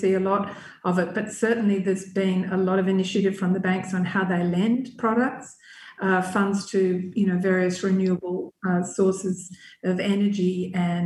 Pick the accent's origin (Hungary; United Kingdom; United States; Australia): Australia; I came from Australia